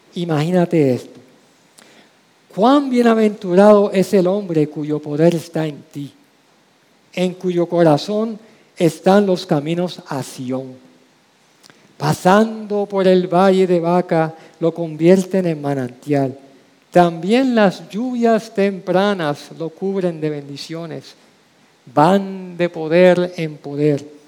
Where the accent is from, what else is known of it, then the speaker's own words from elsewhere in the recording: San Juan, Puerto Rico; la calle donde crecí, la calle Calma, en Villa Palmera, Santurce